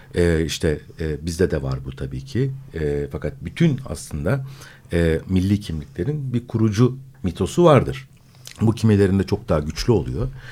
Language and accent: Turkish; Istanbul, Turkey; born or raised there